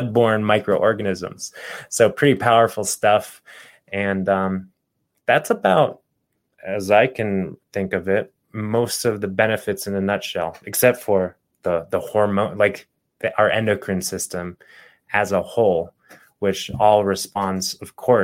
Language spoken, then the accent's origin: English; Phoenix, Arizona, United States; growing up in Phoenix, Arizona, I remember the summers